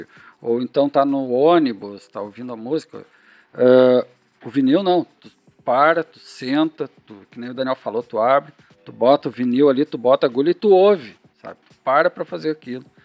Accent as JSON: {"language": "Portuguese", "town": "Canoas", "region": "Rio Grande do Sul", "country": "Brazil", "said": "a gente é de Canoas"}